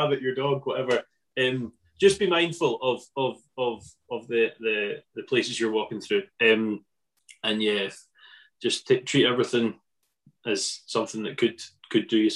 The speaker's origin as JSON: {"language": "English", "region": "Scotland", "country": "United Kingdom"}